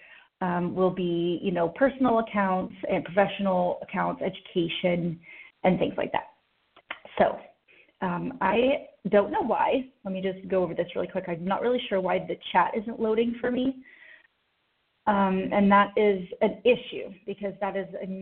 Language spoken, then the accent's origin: English; Oklahoma City, Oklahoma, United States; I was born in Oklahoma City, actually, at St. Anthony Hospital